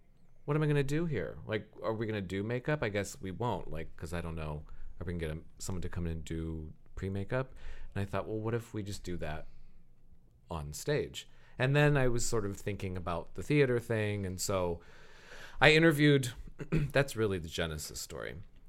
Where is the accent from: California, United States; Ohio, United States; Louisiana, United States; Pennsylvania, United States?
Ohio, United States; Lakemore; moved away; also born or lived in Akron; I'm from Lakemore.